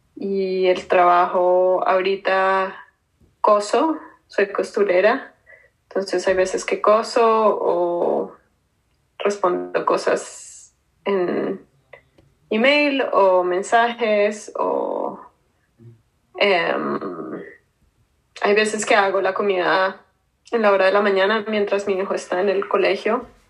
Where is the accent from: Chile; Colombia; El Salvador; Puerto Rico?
Colombia; Bogotá; moved away as an adult; also born or lived in New York, United States; now in United States; Soy de Colombia. Nací en Bogotá.